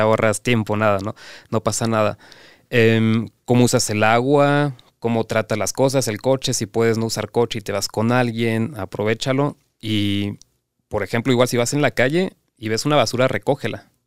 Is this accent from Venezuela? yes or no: no; Cancún, Quintana Roo, Mexico; yo soy de Cancún